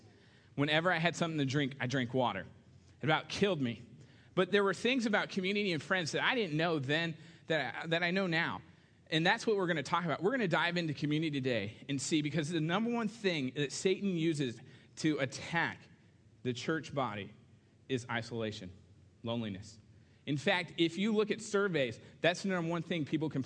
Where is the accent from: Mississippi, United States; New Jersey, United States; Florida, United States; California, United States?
California, United States; Southern; moved away as an adult; now in Kentucky, United States; I moved from, you know, Southern California to Kentucky, of all places.